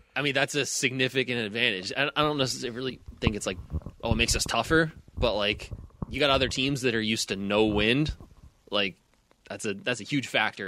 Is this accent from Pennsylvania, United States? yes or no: yes; Pittsburgh, Pennsylvania, United States; growing up in Pittsburgh